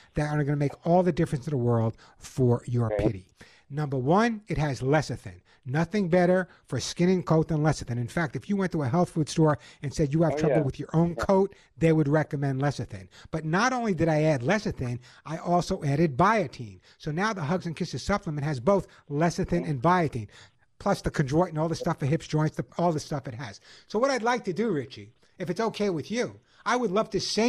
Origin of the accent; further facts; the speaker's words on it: Long Island, New York, United States; also born or lived in the Bronx; I was born in the Bronx, raised on Long Island